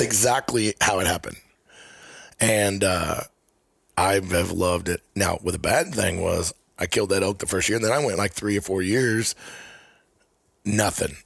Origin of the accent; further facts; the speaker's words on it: Missouri, United States; I'm from Missouri